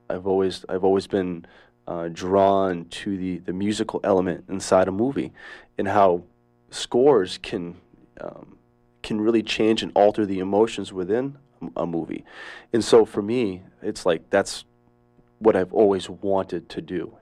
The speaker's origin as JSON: {"language": "English", "town": "Levant", "region": "Maine", "country": "United States", "tie": "born or raised there", "said": "I was born and raised right here in Maine. Uh, I grew up in a small town outside of Bangor, uh, called Levant."}